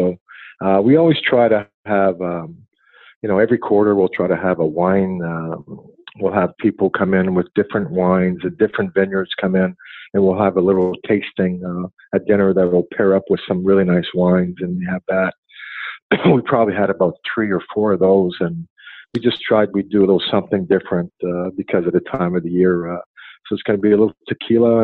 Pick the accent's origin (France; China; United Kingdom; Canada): Canada; Montreal, Quebec; moved away; That's my hometown right there.